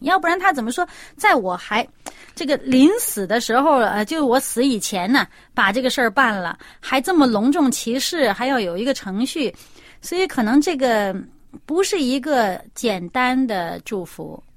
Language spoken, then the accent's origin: Chinese; China; 我们中国人